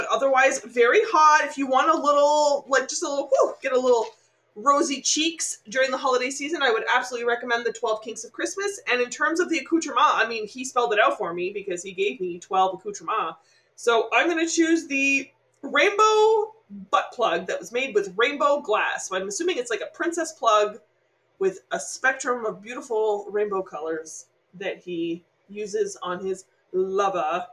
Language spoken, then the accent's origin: English; Canada; We're Canadian